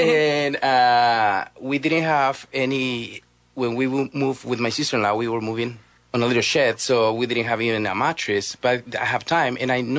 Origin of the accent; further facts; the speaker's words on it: Guatemala; moved away as an adult; so I am from Guatemala